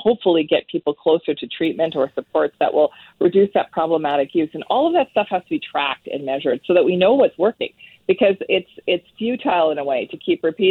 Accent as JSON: {"language": "English", "region": "Northern Ontario", "country": "Canada", "said": "I come from Northern Ontario"}